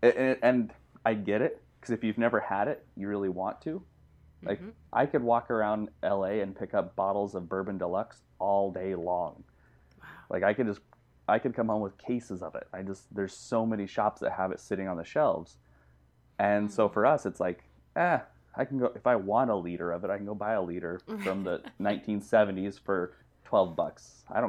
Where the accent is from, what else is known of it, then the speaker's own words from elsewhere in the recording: Utah, United States; I come from Utah. That's where I grew up.